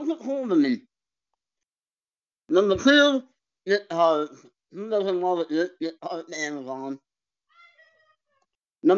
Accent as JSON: {"language": "English", "region": "California", "country": "United States", "tie": "born or raised there", "said": "I grew up in California, so it's 69 degrees, play football anytime"}